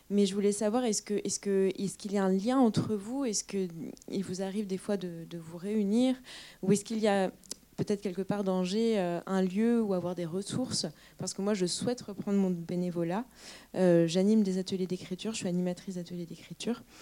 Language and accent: French; Rennes, Brittany, France; now in Angers, France; je suis arrivée récemment dans la région angevine. Je viens de, je viens de Bretagne, je viens de Rennes.